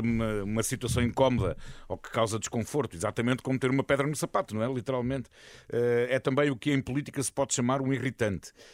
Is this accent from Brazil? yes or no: no; Santarém, Santarém District, Portugal; eu cresci no, no Ribatejo, em Santarém